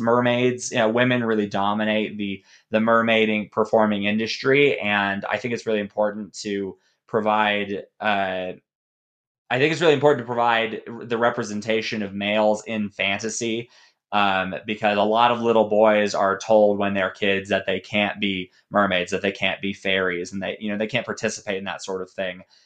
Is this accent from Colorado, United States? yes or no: yes; Colorado Springs, Colorado, United States; moved away as an adult; also born or lived in Denver, Colorado / Waco, Texas; now in Dallas, United States; I was born in Denver, and I grew up in Colorado Springs